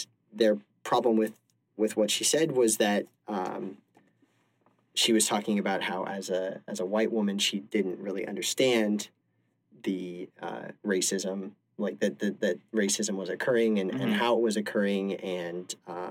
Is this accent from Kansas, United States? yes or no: yes; Kansas, United States; moved away; growing up in Kansas